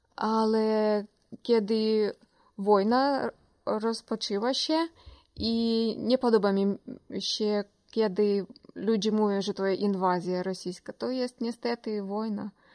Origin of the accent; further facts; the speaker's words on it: Ukraine; Polish is a second language; moved away as an adult; also born or lived in Kyiv; now in Poland; jestem nie, Pol nie z Polski, a jestem z Ukrainy